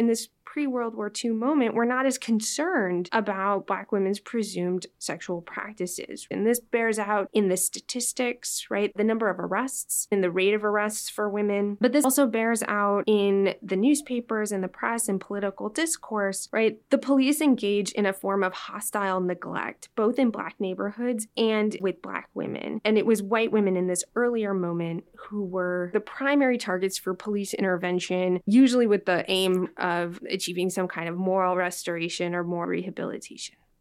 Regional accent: Los Angeles, California, United States; moved away; I was born and raised in Los Angeles

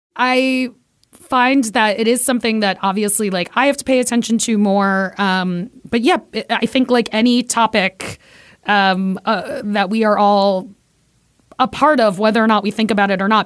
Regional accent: New York City, New York, United States; I am Puerto Rican from Brooklyn.

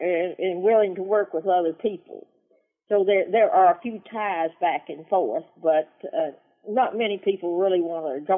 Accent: the South, United States; Well, hey, I'm from the South. This is the buckle of the Bible Belt.

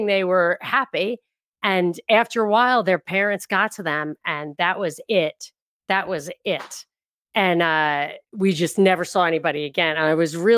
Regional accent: New York, United States; moved away; also born or lived in California / Los Angeles; I'm from New York

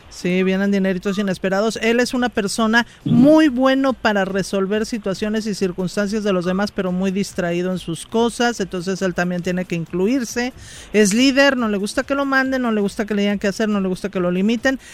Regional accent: Mexico City, Mexico; del DF

